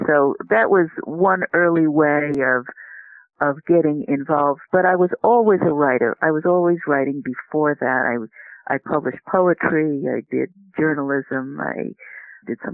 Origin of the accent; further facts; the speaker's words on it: New York City, New York, United States; I grew up in New York City.